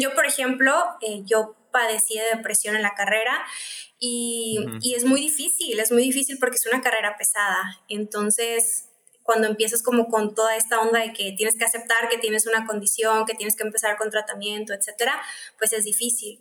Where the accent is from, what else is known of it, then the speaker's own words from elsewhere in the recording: Mexicali, Baja California, Mexico; Soy de Mexicali, estoy acá en Baja California